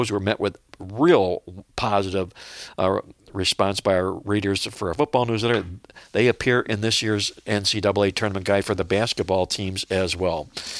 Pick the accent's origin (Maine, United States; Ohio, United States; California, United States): Ohio, United States; Cleveland; I grew up in Cleveland, Ohio